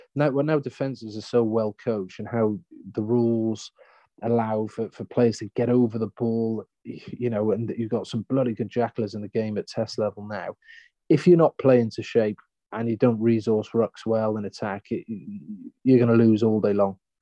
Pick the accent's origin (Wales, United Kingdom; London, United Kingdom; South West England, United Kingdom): Wales, United Kingdom; moved away as an adult; now in Australia; as a Welshman